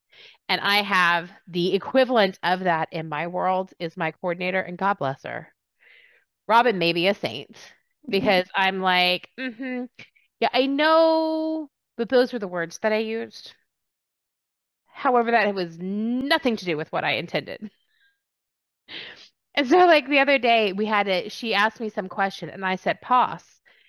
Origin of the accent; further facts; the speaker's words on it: Texas, United States; also born or lived in England; And people were like, where are you from? I was like, Texas.